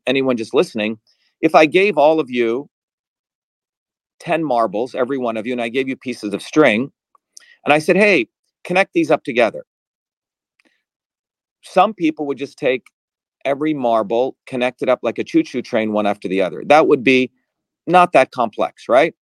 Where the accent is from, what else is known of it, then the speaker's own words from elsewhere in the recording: Mumbai, Maharashtra, India; moved away; also born or lived in New Jersey; I grew up in India where my grandmother was a traditional healer